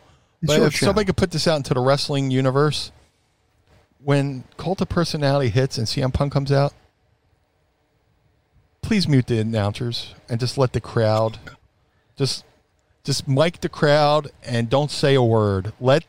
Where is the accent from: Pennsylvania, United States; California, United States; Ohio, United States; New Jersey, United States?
Pennsylvania, United States; Philadelphia; I debuted for WWE in Philly in my hometown.